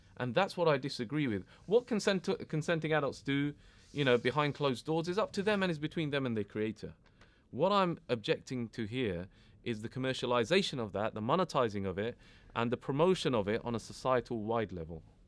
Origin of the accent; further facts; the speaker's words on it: United Kingdom; I was born and bred here. I'm British.